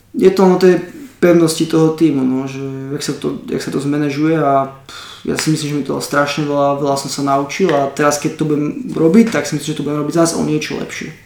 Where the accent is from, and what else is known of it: Slovakia; moved away; also born or lived in Ireland